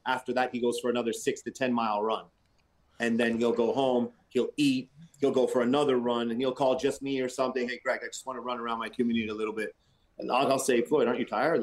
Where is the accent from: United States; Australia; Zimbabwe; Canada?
Canada; we're Canadian